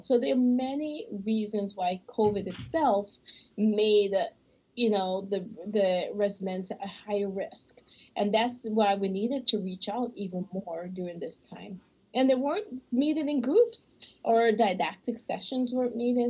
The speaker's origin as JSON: {"language": "English", "region": "Michigan", "country": "United States", "said": "we're from Michigan"}